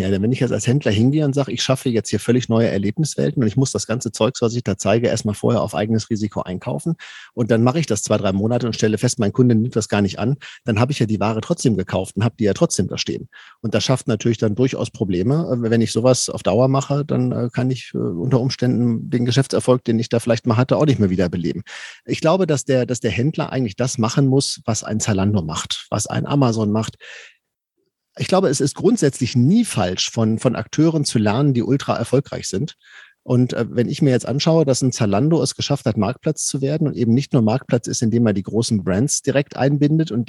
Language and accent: German; Paderborn, North Rhine-Westphalia, Germany; ich komme aus Paderborn, wenn ich jetzt meinem Paderborner Endverbraucher beibringe